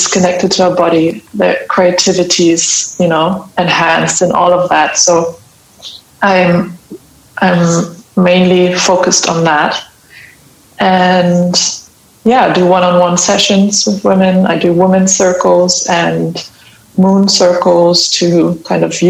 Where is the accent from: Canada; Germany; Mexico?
Germany; Hamburg; I am from Hamburg in Germany